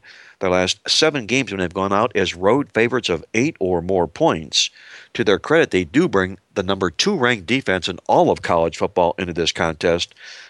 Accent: Ohio, United States; we're from Ohio

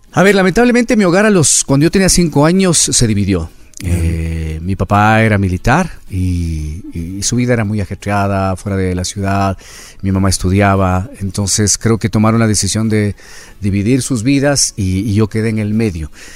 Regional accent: Quito, Pichincha, Ecuador; Yo nací aquí en Quito

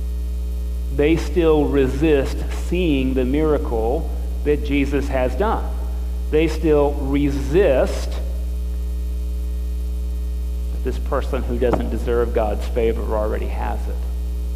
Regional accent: United States; being born American

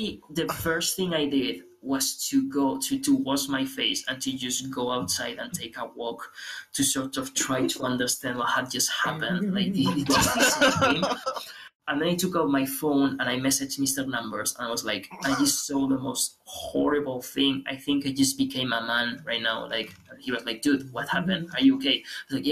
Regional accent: Aragon, Spain; English is a second language; I come from Aragon. Aragon is the community where I come from.

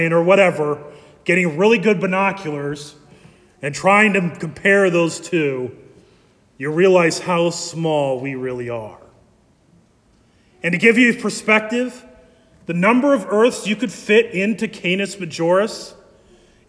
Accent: Ankeny, Iowa, United States; I grew up in Ankeny

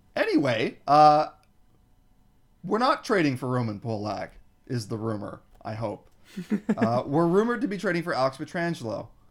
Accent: Toronto, Ontario, Canada; I'm from Scarborough

